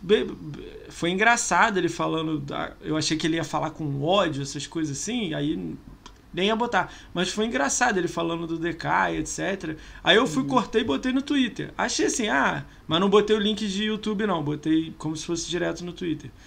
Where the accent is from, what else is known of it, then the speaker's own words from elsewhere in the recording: Rio de Janeiro, Brazil; eu sou do Rio